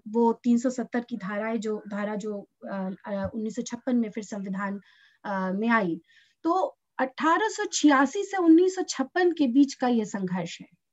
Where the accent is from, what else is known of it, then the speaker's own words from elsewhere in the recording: Uttar Pradesh, India; मैं उत्तर प्रदेश से हूँ